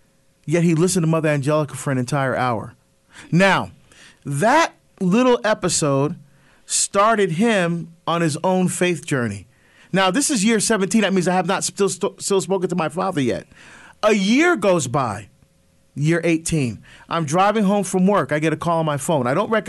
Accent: Barbados; Now, it started to air internationally, including my home country of Barbados.

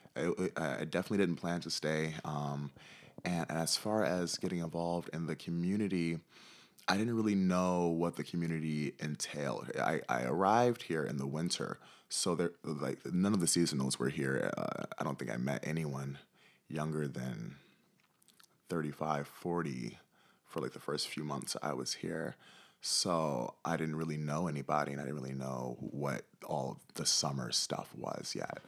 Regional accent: Detroit, Michigan, United States; moved away as an adult; now in Ketchikan, United States; growing up in Detroit

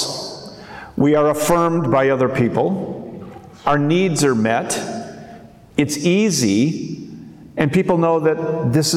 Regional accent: Minnesota, United States; When I was a kid growing up in Minnesota

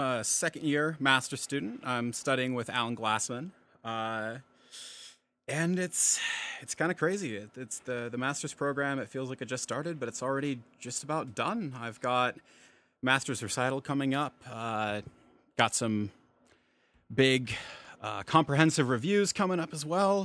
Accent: Post Falls, Idaho, United States; I'm from Post Falls, Idaho, and that's actually about 20 minutes from Spokane, Washington

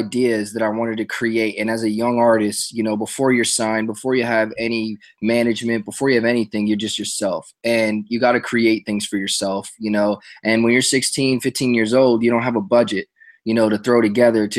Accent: New York, United States; moved away as an adult; also born or lived in New Jersey; now in Los Angeles, United States; I'm originally from New York. I was born in New Jersey, but I moved to New York when I was real little. And so I grew up in New York

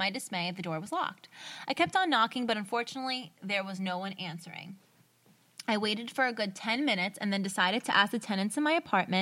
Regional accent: United States; I'm from America

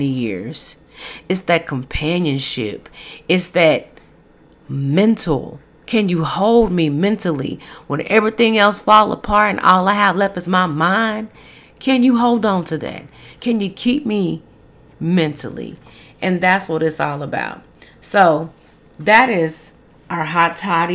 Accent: Dallas, Texas, United States; my hometown, Dallas

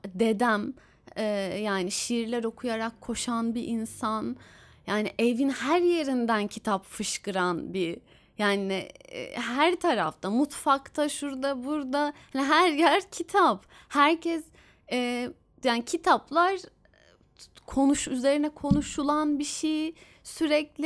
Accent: Istanbul, Turkey; benim şehrime İstanbul'a

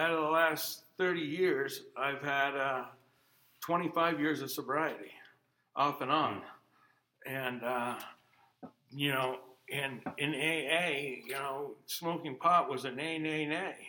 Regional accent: Vermont, United States; also born or lived in Anchorage, Alaska; I grew up here in Vermont. Uh, I was originally born in Anchorage, Alaska

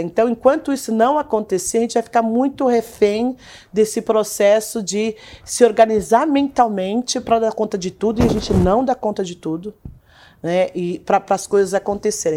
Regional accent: Brazil; nós, enquanto brasileiros

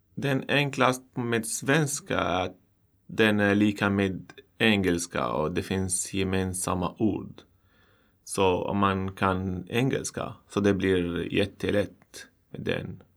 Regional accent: Syria; Swedish is a second language; moved away as an adult; now in Sweden; kommer från Syrien

